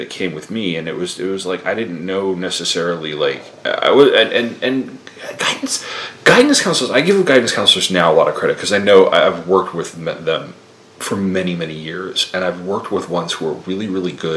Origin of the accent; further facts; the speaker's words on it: Sayville, New York, United States; moved away as an adult; Sayville, which is my hometown on the South Shore of Long Island.